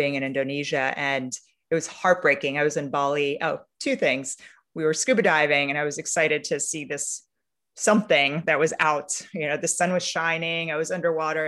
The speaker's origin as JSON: {"language": "English", "country": "Romania", "tie": "born or raised there", "moved": "yes", "lives_now": "United States", "said": "Romania, which is my home country, where I was born, and where for me, I spend a lot of time in the countryside."}